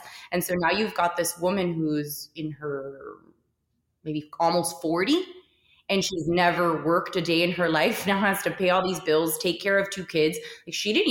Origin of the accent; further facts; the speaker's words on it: Miami, Florida, United States; Miami through and through